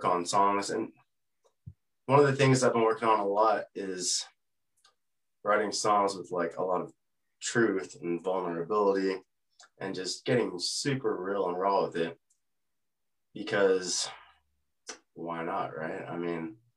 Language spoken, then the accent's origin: English; Texas, United States; also born or lived in California coast; now in Artesia, New Mexico, United States; I grew up in Texas